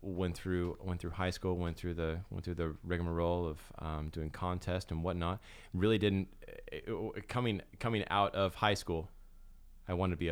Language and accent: English; Osage City, Kansas, United States; born or raised there; also born or lived in Scott City, Kansas